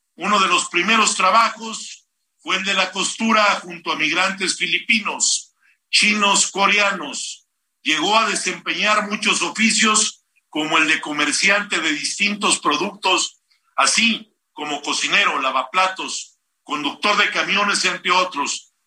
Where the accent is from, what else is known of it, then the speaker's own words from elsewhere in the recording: Mexico; nosotros como mexicanos